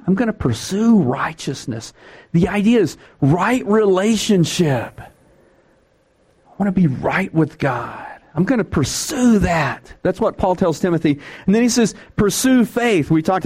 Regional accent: Texas, United States; I'm from Texas

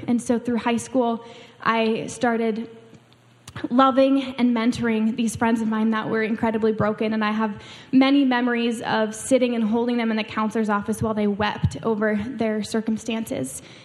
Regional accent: Washington, United States; moved away as an adult; I grew up in Washington State, on the other side of the country. I grew up right on the Canadian border and the edge of the ocean

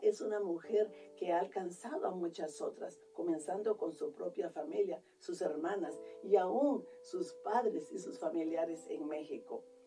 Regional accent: Guatemala; now in Columbus, United States; yo soy de Guatemala

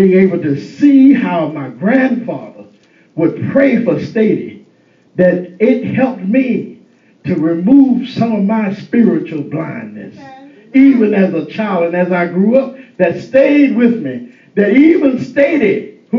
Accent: Eastern North Carolina, United States; growing up in Eastern North Carolina

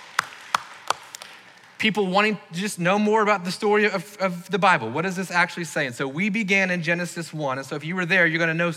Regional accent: the South, United States; growing up in the South, we've probably done that more than most people

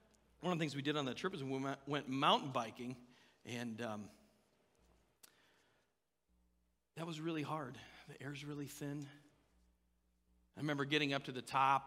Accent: Indiana, United States; I was born and raised in Indiana

